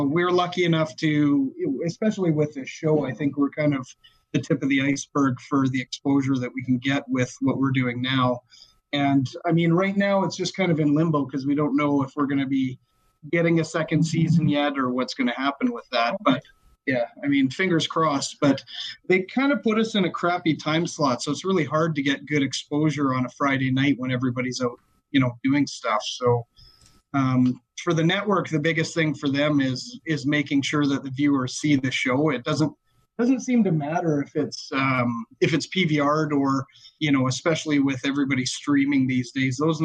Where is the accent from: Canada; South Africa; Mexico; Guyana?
Canada; Calgary, Alberta; we're from Calgary, Alberta, Canada